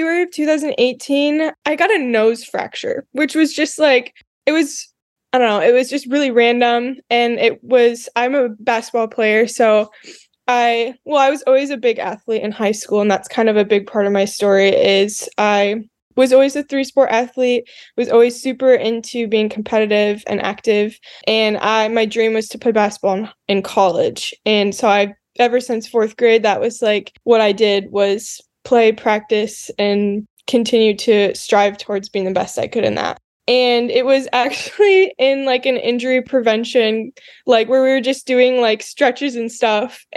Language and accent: English; Grand Rapids, Michigan, United States; I am from Grand Rapids, Michigan. Grew up on the West Side